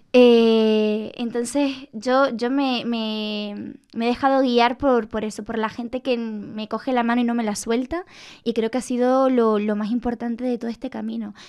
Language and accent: Spanish; Canary Islands, Spain; moved away as an adult; now in Madrid, Spain; mi tierra y con, lo que fui, con mi infancia